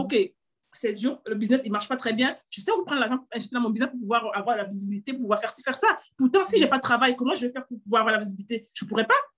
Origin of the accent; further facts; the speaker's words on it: Cameroon; moved away as an adult; also born or lived in England; now in France; J'ai grandi au Cameroun également